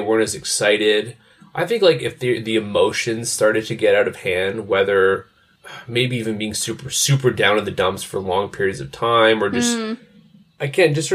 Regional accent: Montreal, Quebec, Canada; growing up in Montreal

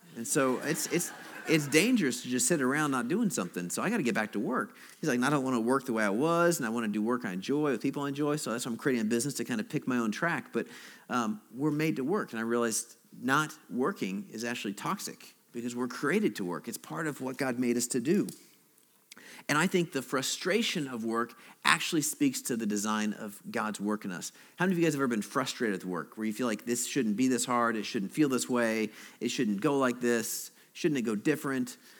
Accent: Alaska, United States; moved away; also born or lived in Chicago; I'm from Alaska

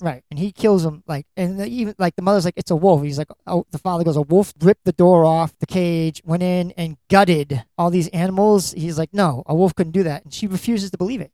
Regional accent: Lynn, Massachusetts, United States; you're my hometown it's where i'm from

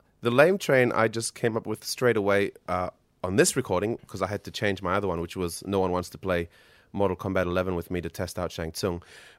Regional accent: Solomon Islands; growing up in the Solomon Islands.

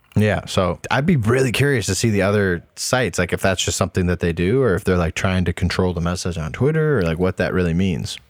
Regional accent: Toledo, Ohio, United States; moved away; when I grew up in Toledo

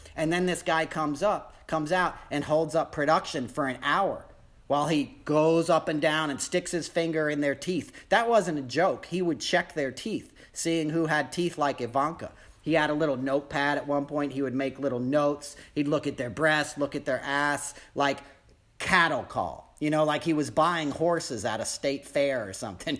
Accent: New York, United States; I grew up in New York

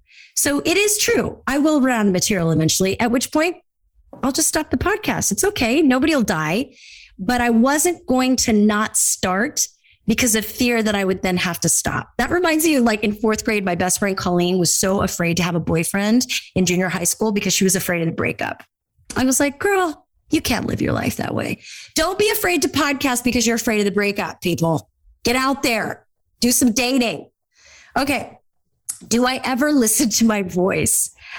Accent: California, United States; I grew up in Orange County, California. We all totally talk like this all the time.

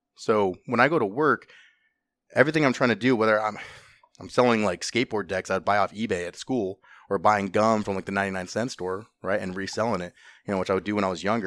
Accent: Southern California, United States; moved away as an adult; also born or lived in Los Angeles, California / Orange County, California; now in Ohio, United States; I grew up in Southern California. Um, we moved around from, like, L A to Orange County

